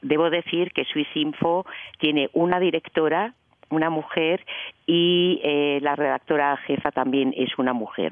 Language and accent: Spanish; A Coruña, Galicia, Spain; now in Switzerland; Yo soy española, yo soy española, gallega, de La Coruña